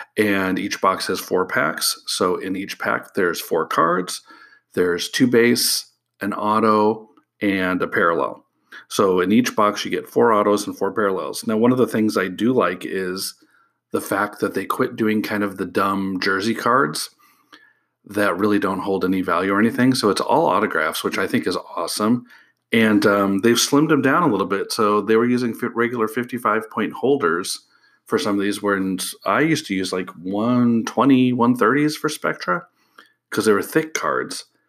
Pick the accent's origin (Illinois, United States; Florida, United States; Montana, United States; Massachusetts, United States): Illinois, United States; moved away; I'm from Illinois originally